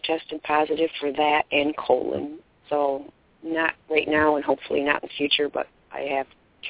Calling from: Michigan, United States; I'm in Michigan.

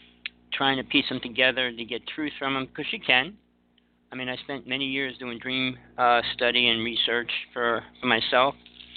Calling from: Big Island of Hawaii, United States; I'm calling from the Big Island of Hawaii. I'm living in KL now, moving out in a couple weeks

